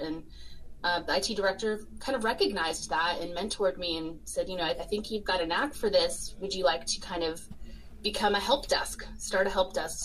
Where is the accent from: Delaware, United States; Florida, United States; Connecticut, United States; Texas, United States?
Florida, United States; growing up in Florida